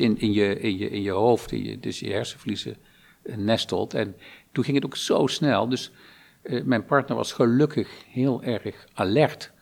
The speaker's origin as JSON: {"language": "Dutch", "town": "Lobith", "region": "Gelderland", "country": "Netherlands", "tie": "born or raised there", "said": "Ik ben geboren in Lobit, dorpje"}